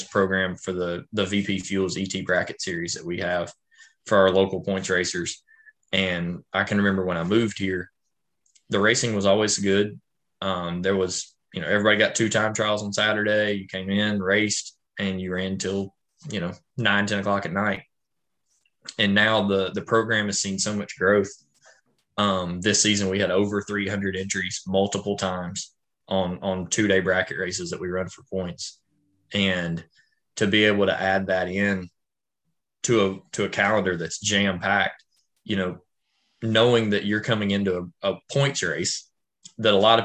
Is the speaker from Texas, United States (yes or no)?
no; Tennessee, United States; moved away as an adult; also born or lived in Memphis, West Tennessee, North Mississippi; where I grew up in Tennessee